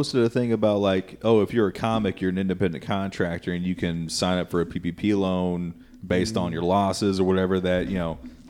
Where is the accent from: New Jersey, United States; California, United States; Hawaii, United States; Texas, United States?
Texas, United States; Houston; I was born and raised in Houston, but we were in Austin all the time.